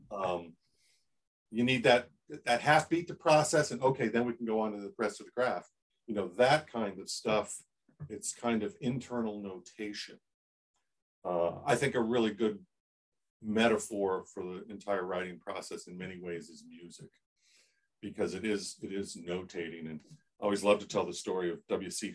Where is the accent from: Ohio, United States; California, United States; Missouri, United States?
Ohio, United States; Columbus; I grew up in Columbus, Ohio, where the shadow of Woody Hayes, you know, dripped over everything